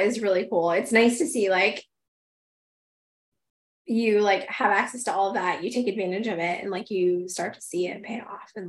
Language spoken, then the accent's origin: English; Michigan, United States; moved away; I grew up in Michigan and like Traverse City.